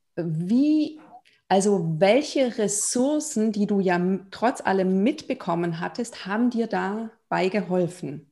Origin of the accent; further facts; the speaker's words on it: Germany; also born or lived in Lithuania / Israel / Berlin; Ich bin in Litauen geboren, aber in Deutschland aufgewachsen